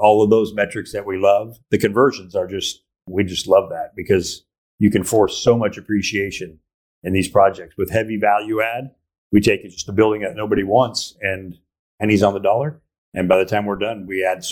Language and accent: English; Arizona, United States; moved away as an adult; also born or lived in Costa Rica / Greece; now in Wilmington, United States; We're from Arizona